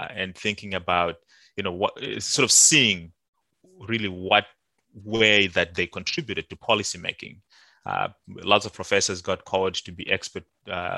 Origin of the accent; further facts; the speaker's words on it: Zimbabwe; moved away; also born or lived in Banket; I was born and raised in Zimbabwe.